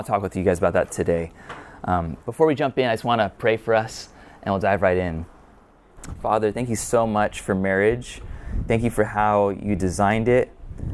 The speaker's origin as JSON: {"language": "English", "region": "California", "country": "United States", "tie": "born or raised there", "said": "I'm a Californian native."}